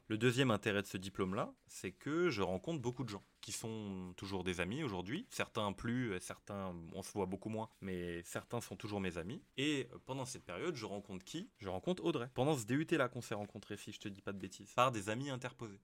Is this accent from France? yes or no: yes; France; Je suis français